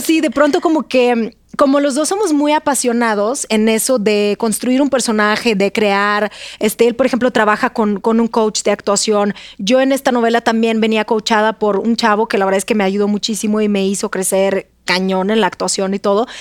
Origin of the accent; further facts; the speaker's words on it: Russia; Spanish is a second language; moved away as an adult; now in Mexico; yo soy de Rusia